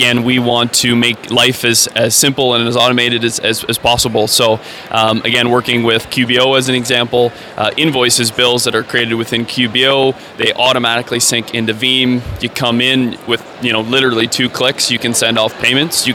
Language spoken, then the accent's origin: English; Canada; I'm a Canadian